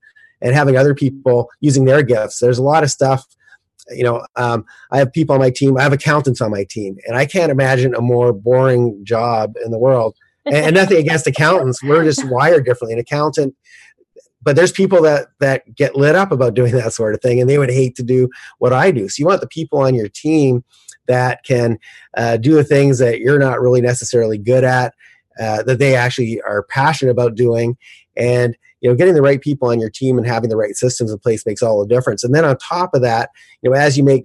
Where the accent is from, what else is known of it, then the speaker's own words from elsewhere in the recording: Canada; moved away; I'm originally from Canada, and originally I did all my real estate in Calgary, Canada